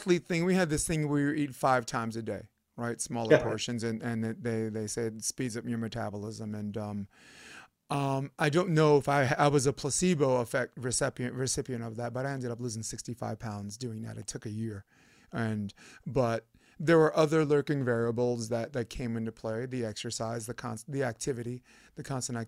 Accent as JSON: {"language": "English", "town": "New York City", "region": "New York", "country": "United States", "said": "I'm from New York. I grew up a pizza head"}